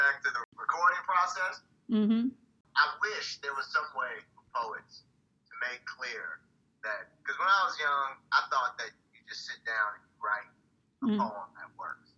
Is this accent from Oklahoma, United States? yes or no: no; Oakland, California, United States; also born or lived in New York; now in Paris, France; I grew up in Oakland and was in public schools